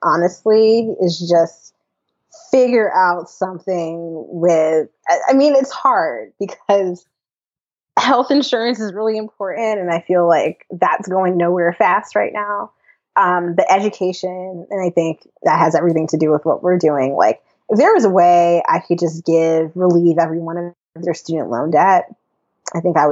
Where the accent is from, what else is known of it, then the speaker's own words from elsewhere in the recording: North Carolina, United States; growing up in North Carolina, I've been through most hurricanes